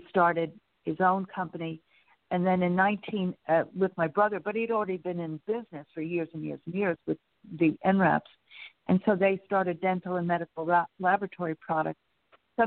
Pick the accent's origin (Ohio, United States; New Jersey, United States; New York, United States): New York, United States; Long Island; moved away as an adult; also born or lived in Connecticut; now in Texas, United States; I grew up outside on Long Island, but outside of New York City